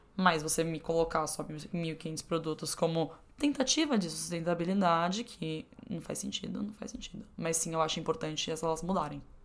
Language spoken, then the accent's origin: Portuguese; Brazil; como brasileiro